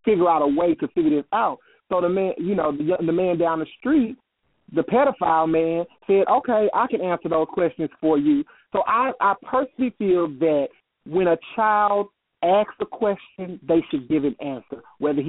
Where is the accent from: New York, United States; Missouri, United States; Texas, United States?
Missouri, United States; St. Louis; now in Atlanta, United States; I'm from St. Louis, and now mm-hmm. reside in Atlanta, Georgia.